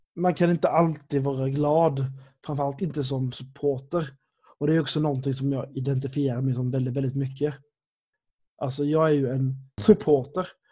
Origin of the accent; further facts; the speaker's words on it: Sweden; jag är uppväxt i Sverige